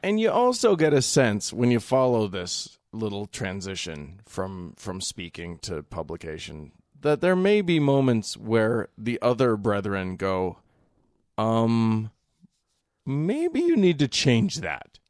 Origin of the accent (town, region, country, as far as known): United States